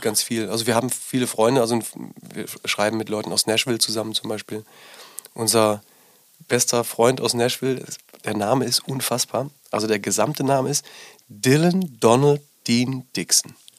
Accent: Rhineland-Palatinate, Germany; now in Berlin, Germany; ich bin in der Pfalz groß geworden

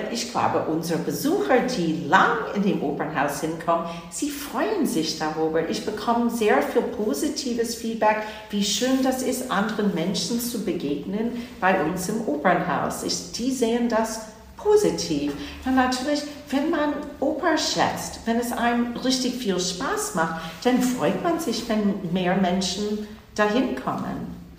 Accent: New Jersey, United States; German is a second language; moved away as an adult; also born or lived in Boston, Massachusetts / Hamburg; now in Hanover, Germany; Ich bin zwar in Boston, Massachusetts geboren, aber in New Jersey aufgewachsen, in der Nähe von New York City

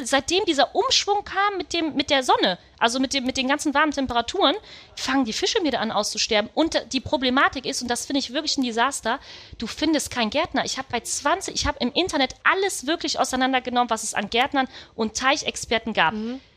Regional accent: Düsseldorf, North Rhine-Westphalia, Germany; ich bin äh, tatsächlich in Düsseldorf geboren.

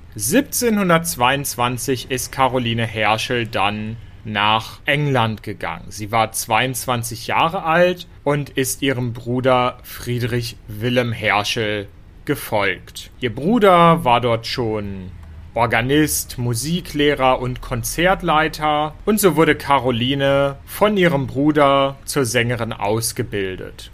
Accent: Hanover, Lower Saxony, Germany; Hannover, das ist auch meine Heimatstadt

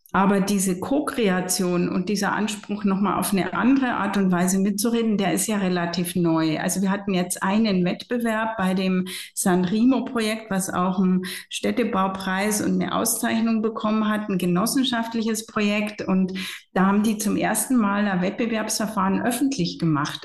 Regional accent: Regensburg, Bavaria, Germany; also born or lived in Florence / Munich; Ich habe in meiner Heimatstadt Regensburg und Florenz studiert

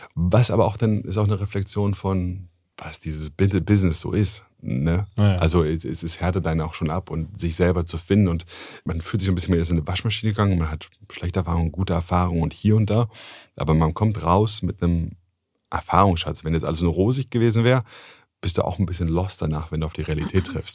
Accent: Germany; wenn man als Deutscher ins Ausland kommt

